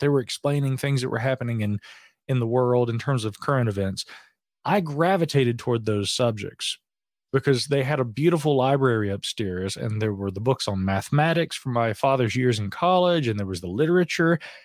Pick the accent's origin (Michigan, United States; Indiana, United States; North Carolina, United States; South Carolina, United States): North Carolina, United States; Asheville; here in my hometown of Asheville